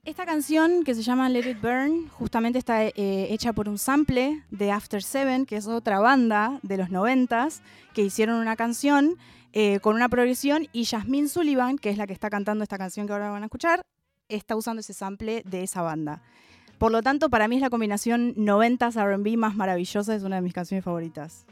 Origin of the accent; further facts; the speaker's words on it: Argentina; Y yo soy afroargentina